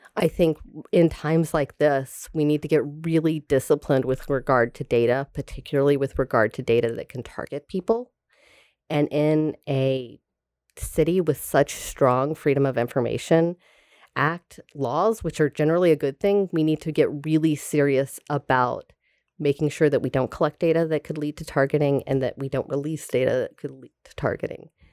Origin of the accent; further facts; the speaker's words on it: Tallahassee, Florida, United States; moved away; I am from Tallahassee, Florida